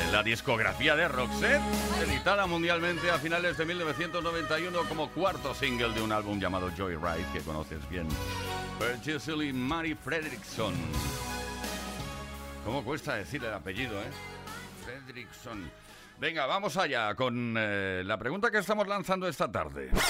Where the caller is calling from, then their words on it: Toledo, Castilla-La Mancha, Spain; de Toledo